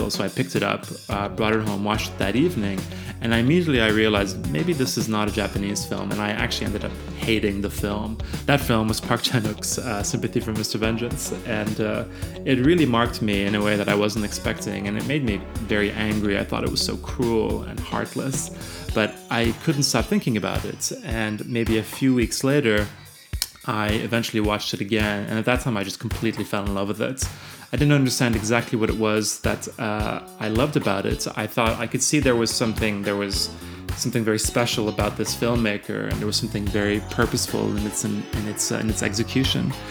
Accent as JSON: {"language": "English", "country": "Switzerland", "tie": "born or raised there", "also_born_or_lived": "Ireland", "said": "I went to boarding school uh, in Ireland. I lived in Switzerland, where I grew up, and I am originally from Ireland."}